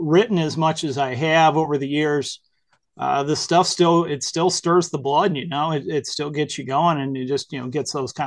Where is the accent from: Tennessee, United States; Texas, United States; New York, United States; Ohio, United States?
Ohio, United States; Whitehouse; also born or lived in Toledo, Ohio; I'm from Northwestern Ohio, grew up in a little town called White House, which is not so little anymore, but it was pretty little when I was growing up, and then in Toledo as well.